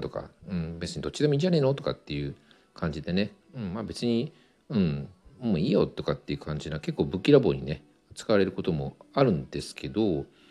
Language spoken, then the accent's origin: Japanese; Tokyo, Japan; 東京の下町で生まれて育ってるんで結構汚い言葉を使う